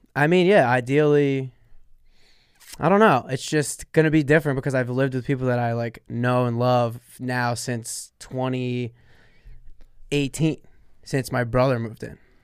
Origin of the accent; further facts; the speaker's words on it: Sayreville, New Jersey, United States; Sayreville, which is my hometown, Sayreville, New Jersey